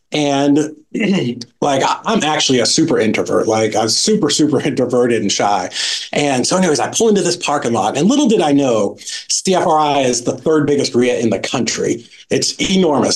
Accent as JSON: {"language": "English", "town": "Boston", "region": "Massachusetts", "country": "United States", "tie": "born or raised there", "said": "I grew up in in Boston, had a great kind of just middle class family"}